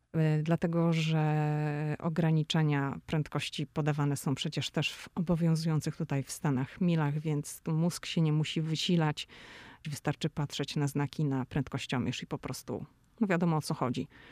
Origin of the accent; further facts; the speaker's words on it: Szczecin, West Pomeranian Voivodeship, Poland; moved away as an adult; now in Washington, United States; Ja jestem ze Szczecina